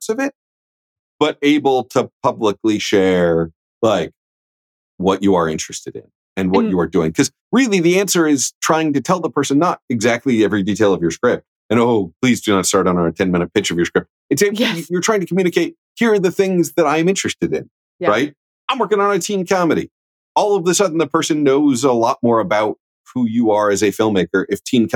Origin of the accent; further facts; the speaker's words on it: Midwest, United States; I'm from the Midwest